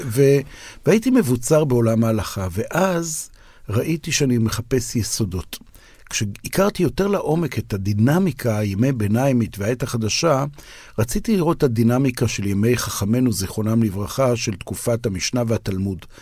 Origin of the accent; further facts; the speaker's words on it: Israel; אני אומר כישראלי